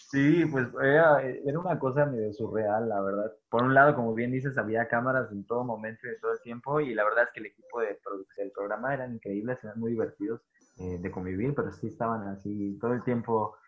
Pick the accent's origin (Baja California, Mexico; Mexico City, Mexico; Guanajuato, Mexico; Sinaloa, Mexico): Baja California, Mexico; Tijuana; yo soy de Tijuana, soy norteño